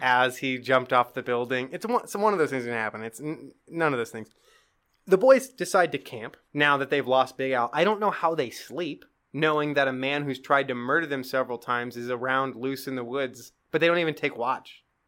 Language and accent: English; Black Hills, South Dakota, United States; I grew up in the Black Hills.